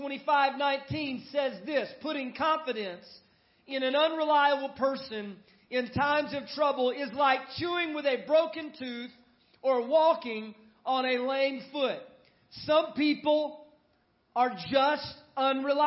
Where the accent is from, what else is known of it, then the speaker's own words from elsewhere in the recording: San Antonio, Texas, United States; now in Monroe, United States; my hometown is San Antonio, Texas